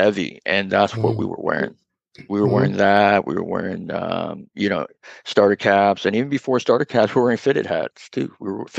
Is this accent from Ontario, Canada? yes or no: yes; Toronto, Ontario, Canada; I grew up downtown. I grew up in Chinatown, and then I moved to Little Italy